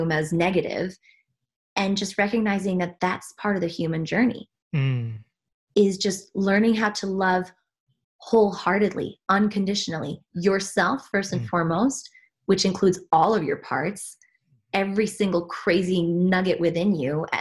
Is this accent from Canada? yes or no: no; Switzerland; moved away; I was born and raised in Switzerland, despite my accent